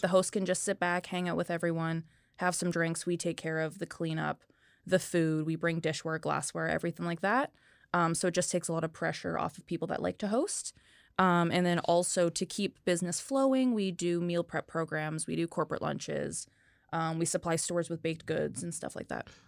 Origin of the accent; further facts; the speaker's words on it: North Vancouver, British Columbia, Canada; also born or lived in Kamloops; I'm actually originally from North Vancouver